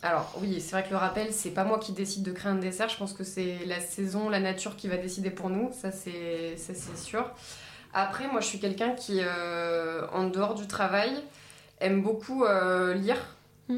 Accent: Normandy, France; je suis, je suis normande

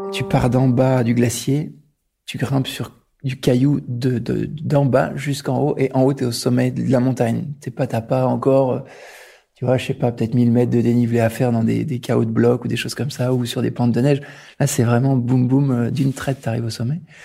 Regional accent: Grenoble, Auvergne-Rhône-Alpes, France; Je suis né à Grenoble, donc forcément euh, le milieu de la montagne était assez évident pour moi depuis assez jeune

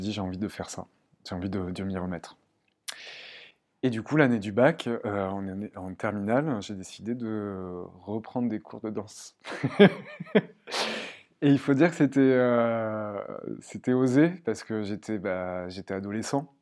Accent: Marseille, Provence-Alpes-Côte d'Azur, France; now in Caen, France; je viens du sud de la France. Euh, j'ai grandi entre euh, Marseille et Aix-en-Provence

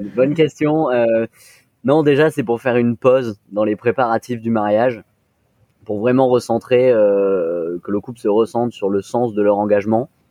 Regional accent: Nice, Provence-Alpes-Côte d'Azur, France; moved away; also born or lived in Lyon; je suis d'origine de Nice

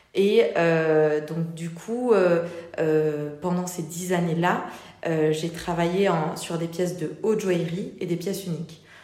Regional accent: Toulouse, Occitania, France; moved away as an adult; also born or lived in Paris; je viens je viens de Toulouse à la base

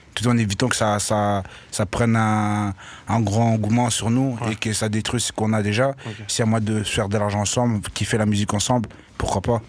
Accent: Verviers, Wallonia, Belgium; Moi je viens de Verviers

